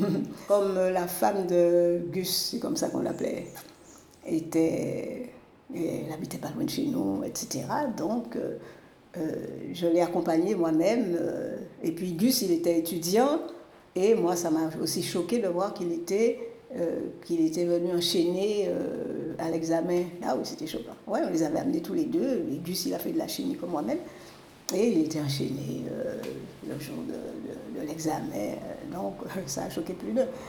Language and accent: French; Capesterre-Belle-Eau, Guadeloupe; also born or lived in Bordeaux, France / Le Lamentin, Guadeloupe; J'ai grandi donc à Capesterre euh, jusqu'au bac